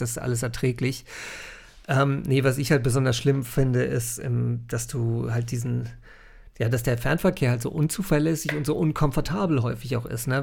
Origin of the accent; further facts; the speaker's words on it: North Frisia, Schleswig-Holstein, Germany; ich bin hier in Nordfriesland aufgewachsen